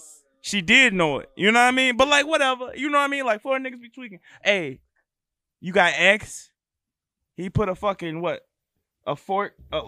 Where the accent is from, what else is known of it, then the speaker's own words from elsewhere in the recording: Florida, United States; also born or lived in Chicago, Illinois; I was born in Chicago, but I'm from Florida. Okay. I'm a Florida nigga